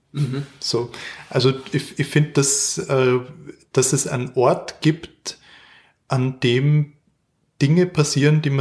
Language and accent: German; Klagenfurt, Carinthia, Austria; born there; Ich bin äh, in Klagenfurt geboren, 1981